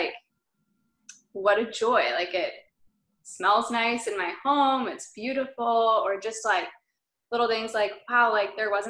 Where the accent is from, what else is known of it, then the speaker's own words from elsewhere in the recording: Dallas, Texas, United States; moved away as an adult; also born or lived in Stillwater, Oklahoma / St. Louis, Missouri; now in Broken Arrow, United States; I grew up in the Dallas suburbs